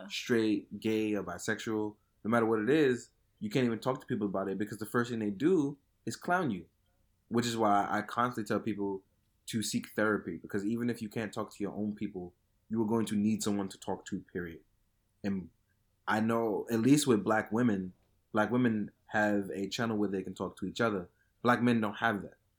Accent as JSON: {"language": "English", "town": "New York City", "region": "New York", "country": "United States", "tie": "born or raised there", "said": "where I grew up in Fort Greene"}